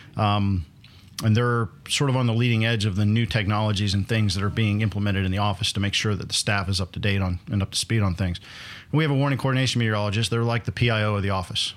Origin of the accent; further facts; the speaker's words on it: Northwest Pennsylvania, United States; moved away; I grew up in Pennsylvania